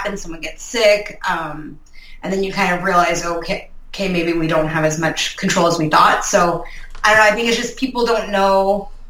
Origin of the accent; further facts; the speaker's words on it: Northern Virginia, United States; moved away as an adult; now in Minnesota, United States; We're actually both from Northern Virginia, so we're both originally from the East Coast, and then we've been out here for probably like 8 years